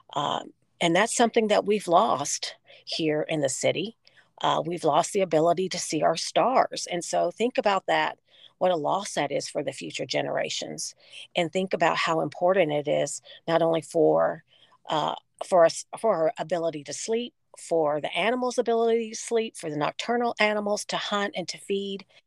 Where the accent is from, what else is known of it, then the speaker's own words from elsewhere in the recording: Texas, United States; my home state of Texas